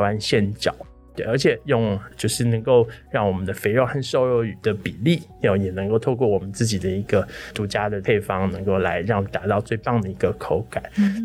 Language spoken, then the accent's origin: Chinese; Chiayi, Taiwan; 是嘉义人，土生土长的嘉